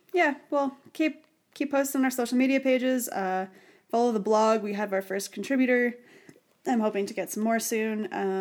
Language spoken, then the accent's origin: English; Canada; since none of us know anything, including us, and we're Canadian.